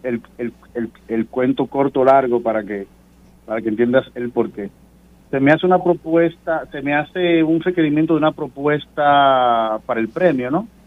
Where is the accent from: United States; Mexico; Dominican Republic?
Dominican Republic; como dominicanos